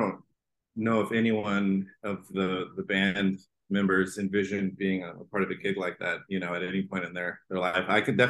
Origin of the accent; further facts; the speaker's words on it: El Paso, Texas, United States; now in Austin, United States; I'm from El Paso, Texas.